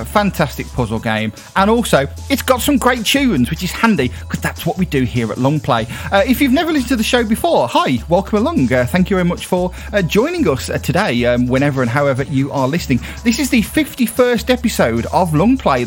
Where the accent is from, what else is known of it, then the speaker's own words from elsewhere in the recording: United Kingdom; as a Brit